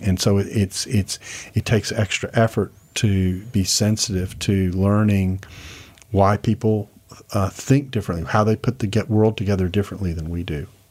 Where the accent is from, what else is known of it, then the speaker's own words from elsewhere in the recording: Houston, Texas, United States; moved away; I grew up in Houston.